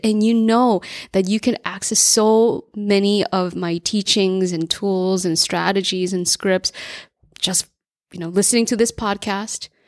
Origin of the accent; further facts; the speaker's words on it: New Jersey, United States; I grew up in New Jersey as an immigrant latchkey kid.